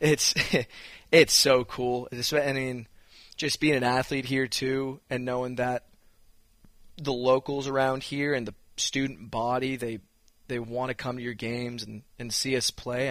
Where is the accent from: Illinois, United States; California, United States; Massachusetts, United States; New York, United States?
Massachusetts, United States; moved away as an adult; now in Blacksburg, United States; I'm from Mass.